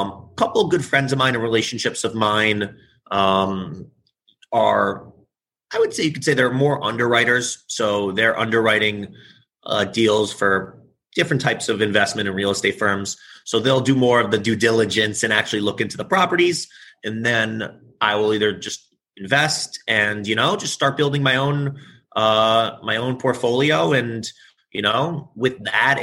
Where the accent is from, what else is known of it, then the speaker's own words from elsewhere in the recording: New York City, New York, United States; I live in the city and I'm originally from New York. So I've been here my whole life